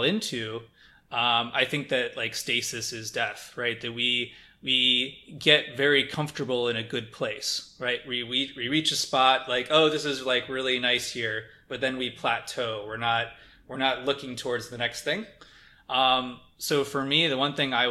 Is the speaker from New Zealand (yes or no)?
no; Midwest, United States; growing up in the Midwest